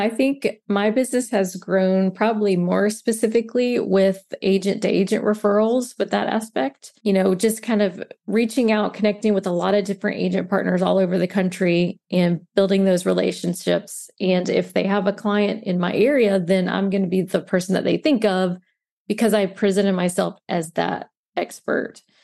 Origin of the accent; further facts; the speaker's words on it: Mobile, Alabama, United States; moved away as an adult; now in St. Petersburg, United States; I currently live in Saint Pete, Florida, but I am originally from Mobile, Alabama.